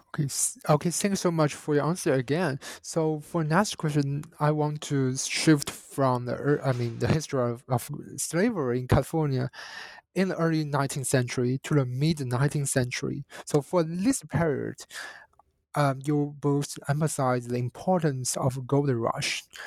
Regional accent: China; as a Chinese national and growing up in China

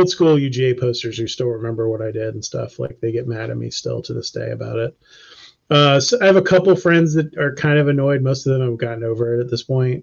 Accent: Athens, Georgia, United States; moved away as an adult; also born or lived in Canton, Georgia / Marietta, Georgia / Atlanta, Georgia; I grew up in Athens too, so like I had lived there for whatever it was at that point when I moved. It'd probably been 20 years or something

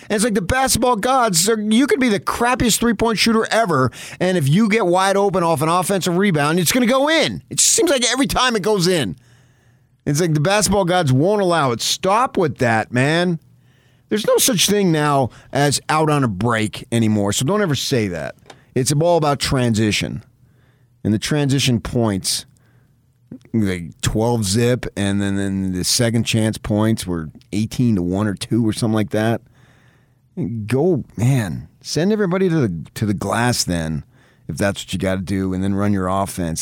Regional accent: United States; We're American

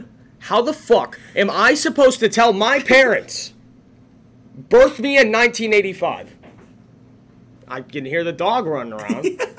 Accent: Chicago, Illinois, United States; accent: Chicago

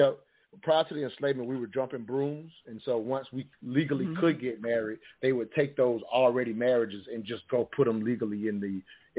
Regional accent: the South, United States; growing up in the South

